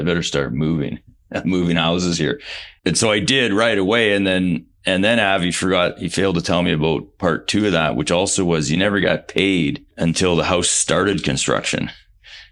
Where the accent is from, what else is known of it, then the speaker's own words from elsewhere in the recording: Canada; We're from Canada